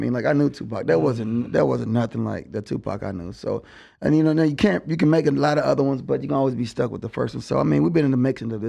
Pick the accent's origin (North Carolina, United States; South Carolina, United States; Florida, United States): North Carolina, United States; Charlotte; also born or lived in Hampton, Virginia; We all grew up in Charlotte.